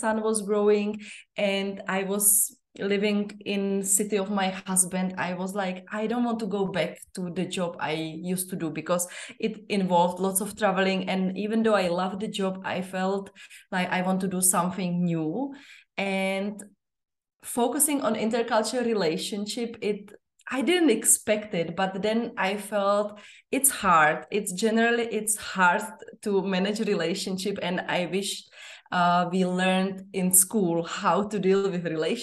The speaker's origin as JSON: {"language": "English", "country": "Czechia", "moved": "as an adult", "lives_now": "Zambia", "said": "I live in Zambia, and it's been my 13th year in Africa. Originally, I come from the Czech Republic"}